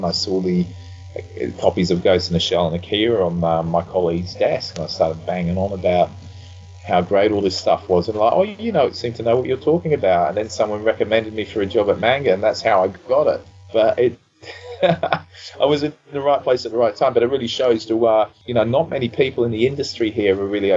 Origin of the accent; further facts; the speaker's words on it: Australia; now in United Kingdom; I grew up in Australia